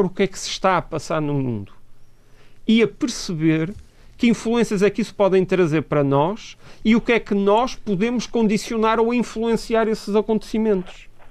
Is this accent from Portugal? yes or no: yes; Portugal; somos portugueses também